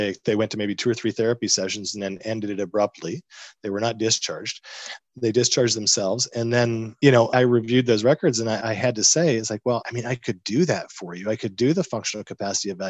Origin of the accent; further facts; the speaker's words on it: Northeast, United States; moved away; originally I'm from the Northeast